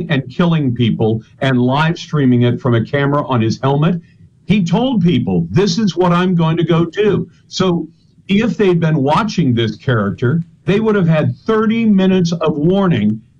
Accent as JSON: {"language": "English", "country": "Taiwan", "tie": "born there", "said": "I was born in Taiwan because my mom and dad were in the U.S. Navy, and my dad was deployed at that time, and my mom went to join him."}